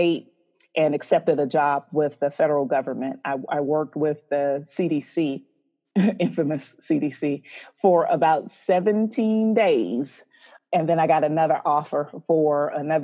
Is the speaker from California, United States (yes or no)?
no; Atlanta, Georgia, United States; also born or lived in Tacoma, Washington; I was born in Tacoma, Washington, but I've been here in Atlanta most of my life. So I did both high school, undergrad, all of my education and everything here